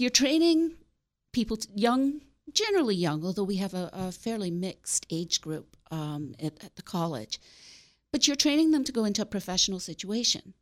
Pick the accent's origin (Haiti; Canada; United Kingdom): United Kingdom; Glasgow, Scotland; now in West Virginia, United States; I grew up in Scotland, in Glasgow.